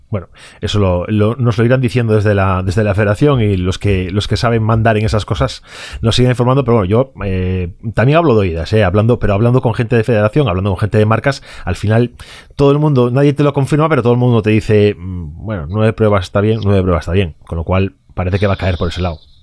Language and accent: Spanish; Vigo, Galicia, Spain; yo soy gallego y soy de Vigo